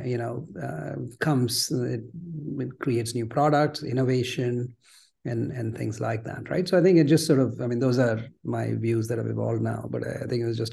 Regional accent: Mumbai, Maharashtra, India; moved away as an adult; now in United States; I grew up in Mumbai, you know, sort of average middle-class Gujarati family

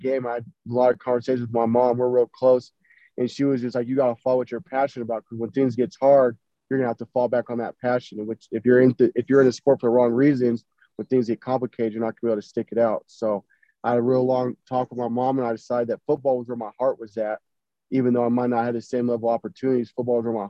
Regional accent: Denver, Colorado, United States; moved away as an adult; also born or lived in Minnesota / Illinois; I'm from the Denver area

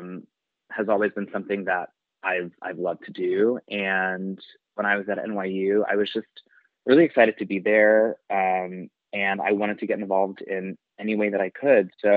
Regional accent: New York City, New York, United States; also born or lived in Long Island, New York; I grew up in Queens and Long Island

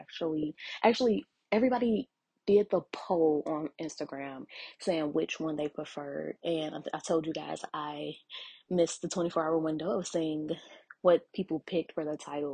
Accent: Chicago, Illinois, United States; my hometown. So, you know, like, love Chicago to death

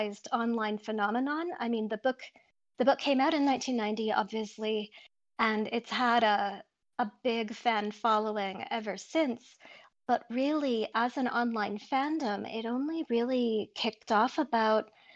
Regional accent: Pennsylvania, United States; I was growing up on the East Coast in Pennsylvania

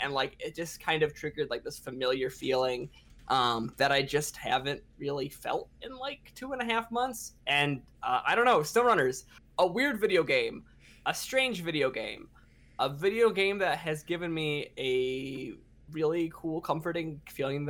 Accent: Michigan, United States; I'm from Michigan. I live in Michigan

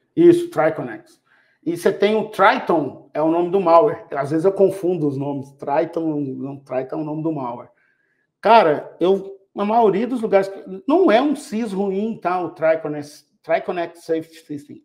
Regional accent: Minas Gerais, Brazil; eu sou mineiro

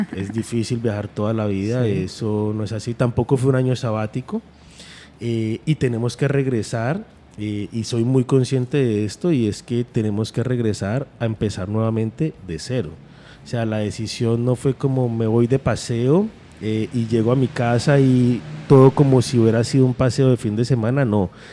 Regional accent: Colombia; Nosotros somos comunidad andina

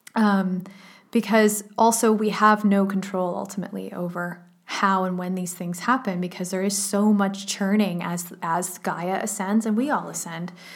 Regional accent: Canada; I grew up in Canada

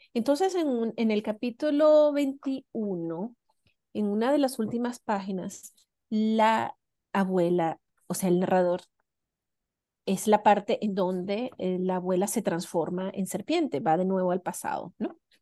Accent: Venezuela; moved away as an adult; now in New Zealand; yo crecí en Venezuela

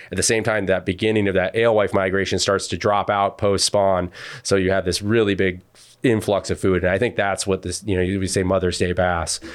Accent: United States; now in Massachusetts, United States; when I was growing up on the Connecticut River

